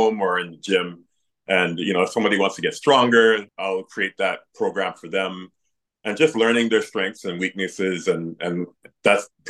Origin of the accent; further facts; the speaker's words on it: Toronto, Ontario, Canada; moved away as an adult; now in British Columbia, Canada; I'm from originally from Toronto, so coming out to the West Coast and just building my brand here